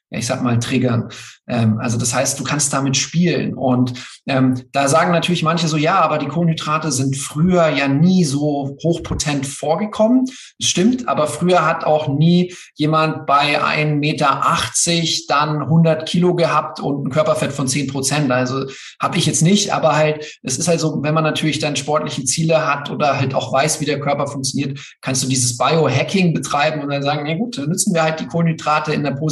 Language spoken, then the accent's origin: German; Bavaria, Germany; und ich das halt so als äh, Bayer, man hört es zwar nicht, einfach sehr, sehr liebe, äh, mit, mit dem Bezug zu Österreich.